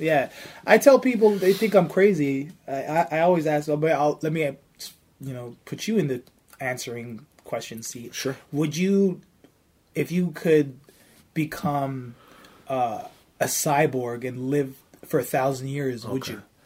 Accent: Toronto, Ontario, Canada; I'm from Toronto

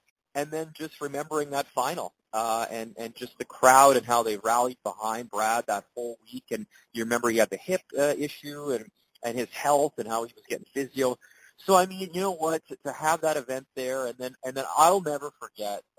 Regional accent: Alberta, Canada; moved away; I grew up a pretty big curling fan slash curler when I grew up in Alberta, and I got to play junior and some Super League in Edmonton

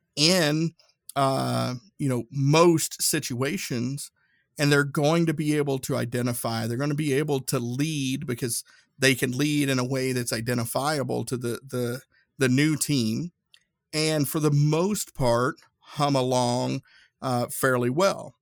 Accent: Northeast Tennessee, United States; growing up in Northeast Tennessee, uh, I grew up next to Nuclear Fuel Services

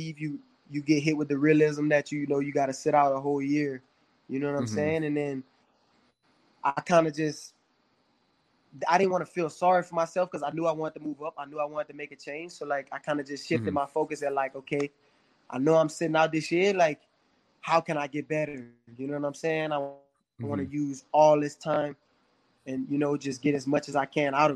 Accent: Louisiana, United States; we're from Louisiana

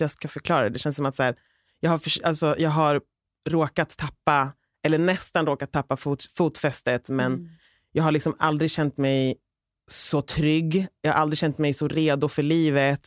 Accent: Uppsala, Uppsala County, Sweden; jag är från orten också, vi är från Gottsunda från början.

